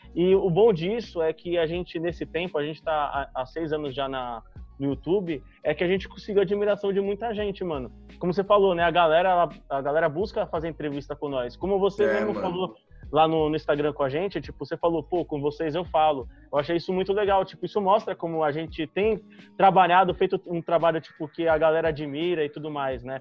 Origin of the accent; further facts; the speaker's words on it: São Paulo, Brazil; a gente é de São Paulo